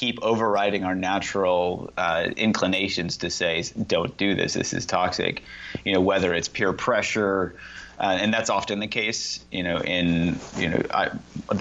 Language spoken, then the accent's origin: English; Indiana, United States; I grew up in Indiana